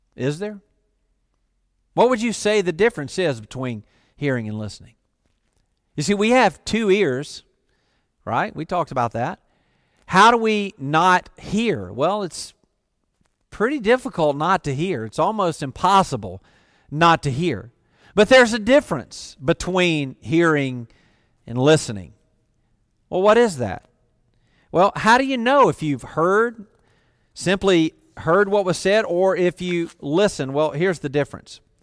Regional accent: the South, United States; I grew up in the South.

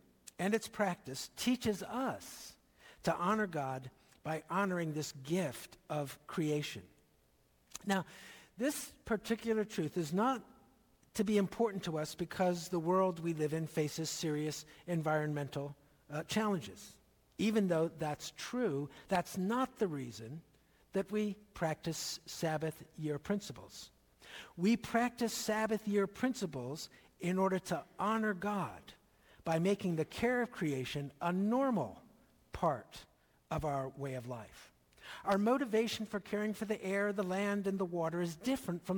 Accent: not far from Lancaster County, Pennsylvania, United States; When I was growing up in Pennsylvania, not far from Lancaster County

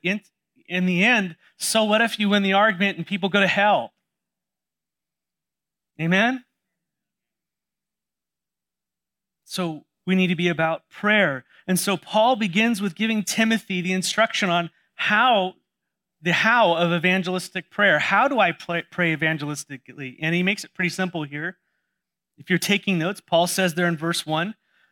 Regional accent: San Diego, California, United States; I grew up in San Diego

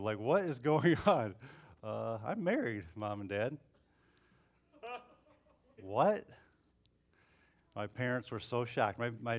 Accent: Bellevue, Ohio, United States; So we moved to Toledo. And we grew up in Bellevue, so it was about an hour from Toledo.

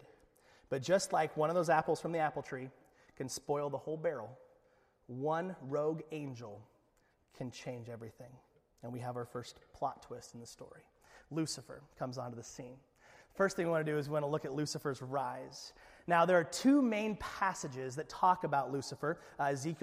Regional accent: Alaska, United States; we're from Alaska

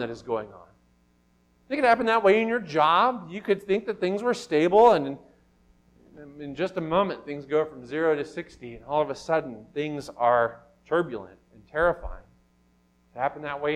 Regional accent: Miles City, Montana, United States; Growing up in Miles City, Montana, we were right on the bank of the Yellowstone River

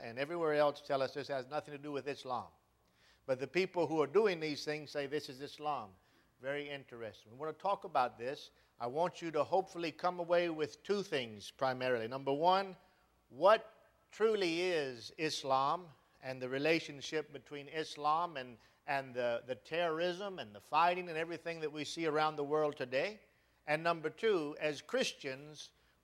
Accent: Charlotte, North Carolina, United States; I was born in Charlotte, North Carolina, in 1974, and grew up in Charlotte, North Carolina.

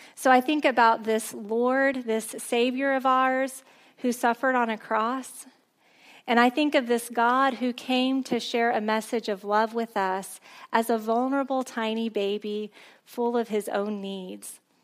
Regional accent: a small town near Corpus Christi, South Texas, United States; I grew up in a really small town near Corpus Christi

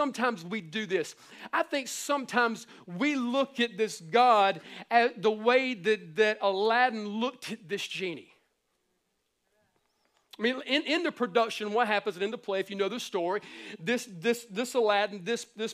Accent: the Bible Belt, the South, United States; we were born and raised in the Bible Belt, man, we're down here in the South

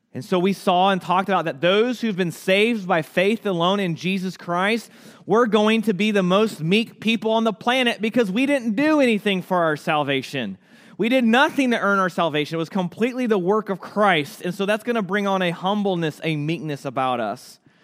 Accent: United States; ourselves as the American church

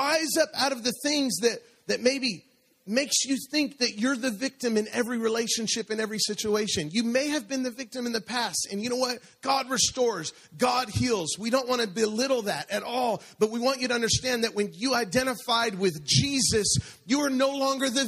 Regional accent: Denver, Colorado, United States; moved away; I'm from Denver, Colorado, and it's a little bit colder there. And it would snow there in the winter.

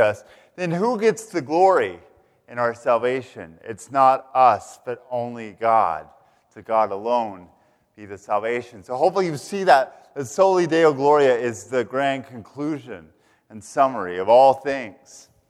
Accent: Canyon, Texas, United States; moved away as an adult; also born or lived in Philadelphia; now in Charlottesville, United States; I hail originally from the Texas Panhandle, from a place called Canyon, Texas

